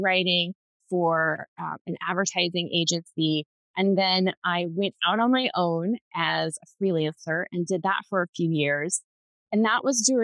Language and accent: English; Southern Ohio, United States; also born or lived in Columbus, Ohio; I grew up in Southern Ohio, and now I live just outside of Columbus